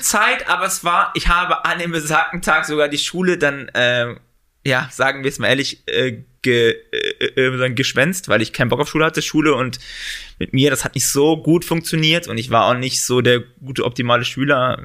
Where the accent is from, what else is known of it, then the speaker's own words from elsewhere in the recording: Central Hesse, Germany; moved away as an adult; now in Düsseldorf, Germany; ich komme ursprünglich, äh, sagen Gießen, äh, Hessen, also sagen Marburg, Mittelhessen, da komme ich ursprünglich her